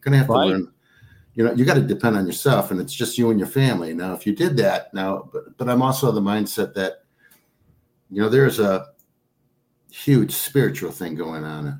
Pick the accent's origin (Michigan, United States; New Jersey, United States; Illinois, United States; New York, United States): Michigan, United States; Trenton; moved away as an adult; also born or lived in South Rockwood, Michigan; now in Superior, United States; I grew up in Trenton, Michigan.